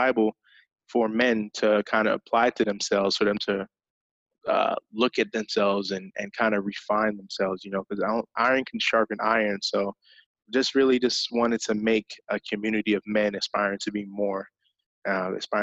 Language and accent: English; England, United Kingdom; I grew up in England, so that was kind of a part of my upbringing